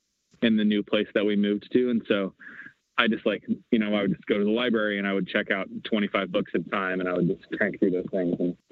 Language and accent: English; Washington, United States; So I grew up in the Pacific Northwest, like up in Washington State.